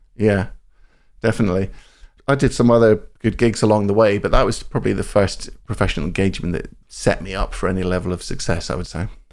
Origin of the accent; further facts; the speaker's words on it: central Scotland, United Kingdom; moved away; I grew up in Scotland, central Scotland.